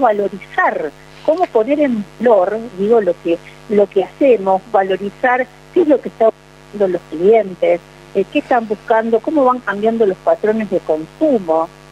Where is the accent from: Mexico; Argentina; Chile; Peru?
Argentina; Bigand, Santa Fe; yo que vengo desde Vigán, digamos, una de las mejores tierras del país